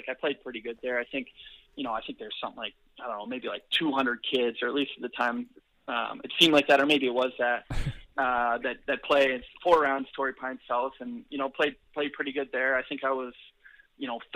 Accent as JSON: {"language": "English", "town": "Kimberley", "region": "British Columbia", "country": "Canada", "tie": "born or raised there", "also_born_or_lived": "Calgary", "said": "I was born in Calgary, but kind of grew up from 8 years until graduation in Kimberley, BC, and my folks still live here."}